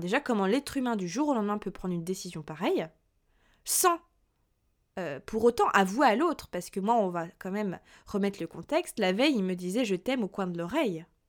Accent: Burgundy, Bourgogne-Franche-Comté, France; moved away as an adult; also born or lived in Lyon; now in Paris, France; originaire, moi, de Bourgogne, je suis venue sur Paris, il y a un petit peu plus de deux ans

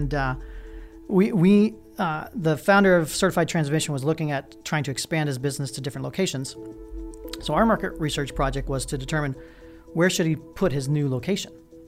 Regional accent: Pittsburgh, Pennsylvania, United States; born there; also born or lived in West Virginia; I was born in Pittsburgh, Pennsylvania. So my father was an English professor.

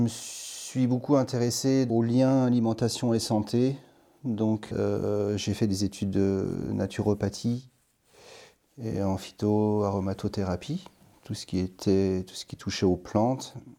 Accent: Lorraine, Grand Est, France; moved away as an adult; now in Valliguières, France; je viens de Lorraine, mais euh, je suis installé depuis une quinzaine d'années dans le sud de la France. J'habite à Valiguière maintenant.

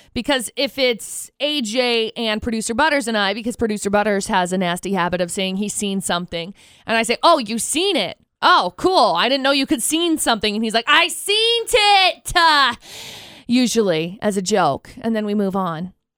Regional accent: Tremonton, Utah, United States; I grew up in Tremont and I graduated from Bear River

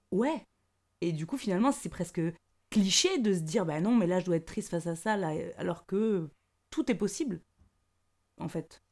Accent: the South, south of France, France; moved away; je viens du Sud

